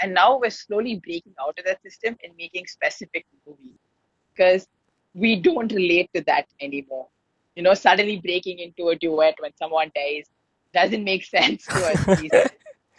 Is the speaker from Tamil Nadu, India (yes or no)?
yes; Chennai, Tamil Nadu, India; I'm from Chennai